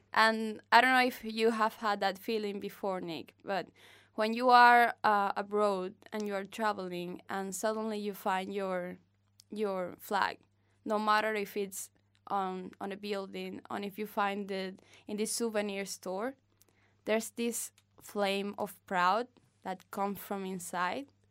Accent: Havana, Cuba; English is a second language; I'm from Havana. I have lived in three neighborhoods of Havana.

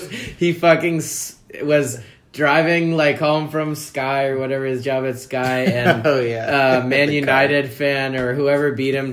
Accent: Perth, Western Australia, Australia; That's Australian. I'm from Perth

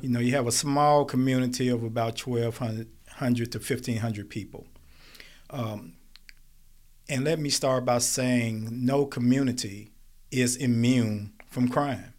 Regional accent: Smithfield, United States; I grew up in Smithfield

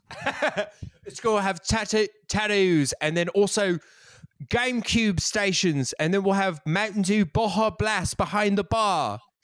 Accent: Colorado, United States; I'm from Colorado. We didn't have an Italian class

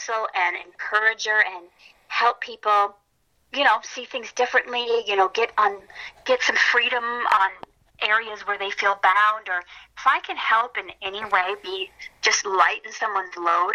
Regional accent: Minnesota, United States; now in Los Angeles, United States; I'm from Minnesota

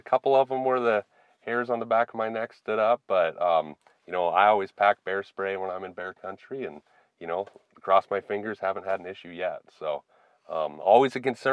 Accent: Helena, Montana, United States; now in Havre, United States; I grew up in Helena, Montana, lived in Montana my whole life

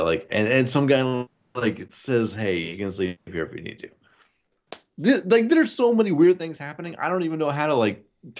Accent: Ohio, United States; We're all from Ohio.

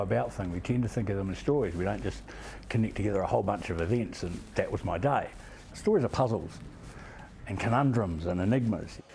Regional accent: Motueka Valley, Tasman, New Zealand; I grew up in the Motueka Valley on a farm by a river

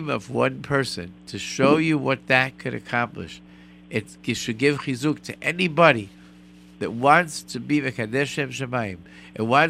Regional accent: Rochester, New York, United States; moved away; I come from Rochester

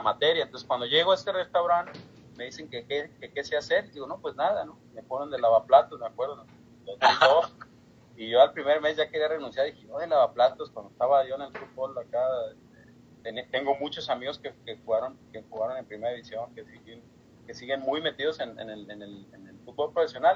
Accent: Guadalajara, Jalisco, Mexico; also born or lived in Ensenada, Baja California, Mexico / Dayton, Ohio; now in Cincinnati, United States; Yo soy nacido en Guadalajara

